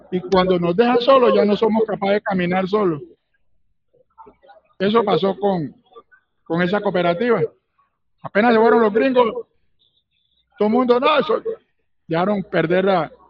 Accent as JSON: {"language": "Spanish", "region": "Santander", "country": "Colombia", "tie": "born there", "said": "Yo tengo una mezcla, porque yo nací en Santander."}